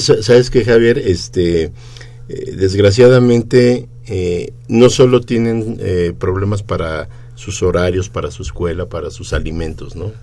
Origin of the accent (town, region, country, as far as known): Mexico City, Mexico